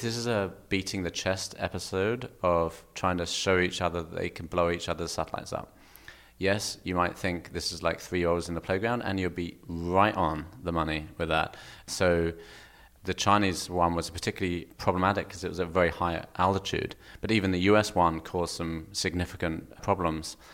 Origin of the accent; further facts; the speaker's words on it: Kent, South East England, United Kingdom; Kent, just south of London